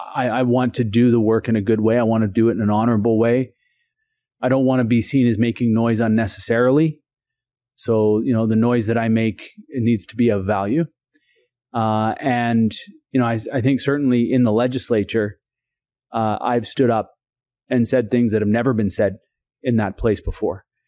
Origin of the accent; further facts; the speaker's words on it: Brentwood Bay, British Columbia, Canada; born and raised on Chautauqua Village, uh, in the Husaynich Territory. It's Sartla First Nation